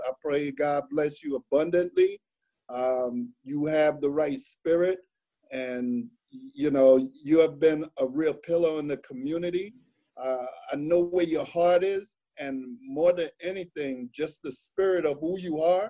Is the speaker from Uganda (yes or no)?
no; Jamaica; I'm Jamaican